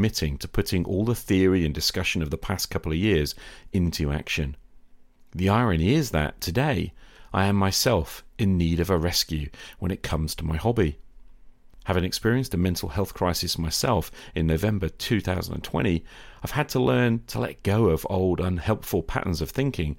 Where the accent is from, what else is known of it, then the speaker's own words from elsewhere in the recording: United Kingdom; British high school teacher